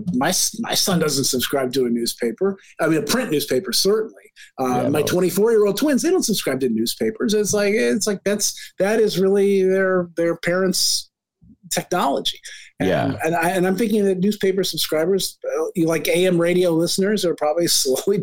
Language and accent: English; Ann Arbor, Michigan, United States; now in Chicago, United States; My hometown of Ann Arbor, Michigan